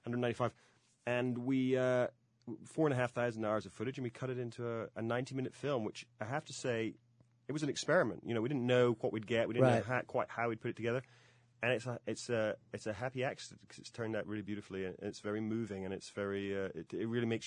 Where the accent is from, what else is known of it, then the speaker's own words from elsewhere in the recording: Scotland, United Kingdom; I grew up in Scotland myself